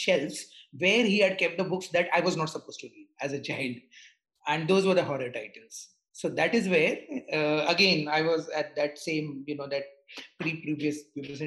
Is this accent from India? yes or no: yes; Mumbai, Maharashtra, India; I was born in Mumbai. I am still in Mumbai, so a Mumbai boy through and through